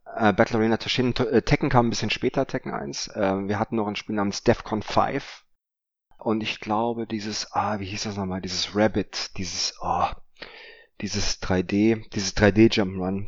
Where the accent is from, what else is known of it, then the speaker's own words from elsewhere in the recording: Offenbach am Main, Hesse, Germany; meiner Heimatstadt in Offenbach